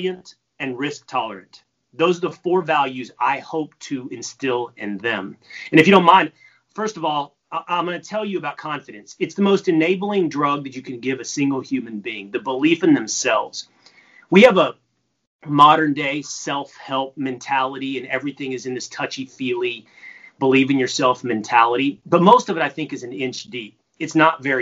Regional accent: Texas, United States; I'm from Texas

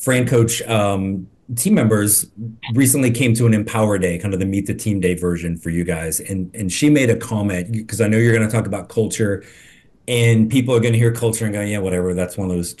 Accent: Midwest, United States; moved away; also born or lived in the South; I grew up in Midwest, but I've been in the South for a long time

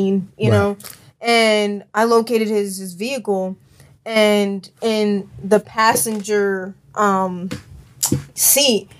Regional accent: Pleasantville, New Jersey, United States; moved away as an adult; now in Baltimore, United States; I'm from Pleasantville, but it's right next to Atlantic City

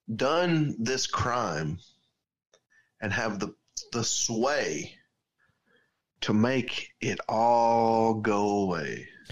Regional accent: Georgia, United States; we're from different towns in Georgia

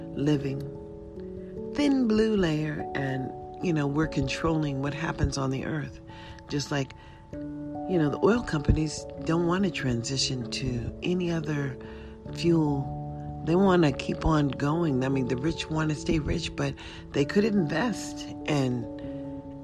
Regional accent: United States; as an American citizen

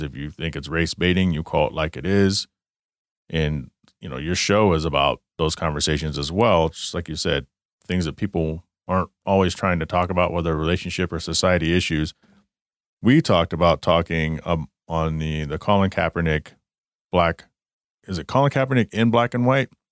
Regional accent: Garland, Texas, United States; I grew up in Garland, Texas.

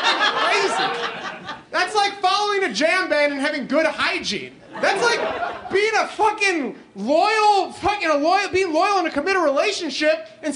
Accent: Northwest suburbs, Illinois, United States; I grew up in the Northwest suburbs

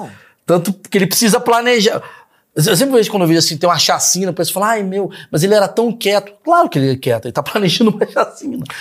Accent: Brazil; sendo brasileiro

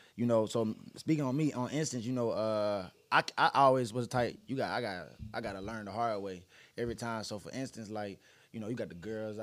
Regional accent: Alabama, United States; also born or lived in Ohio; I'm from Alabama, of course, but my first junior college was in Ohio

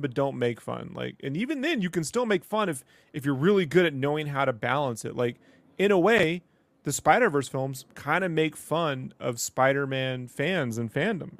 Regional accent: Mexico; moved away; I grew up with in Mexico

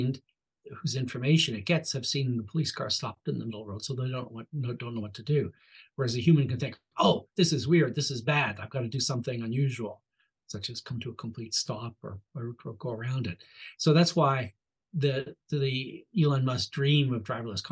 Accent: Canada; accent: Canadian; my Canadian accent

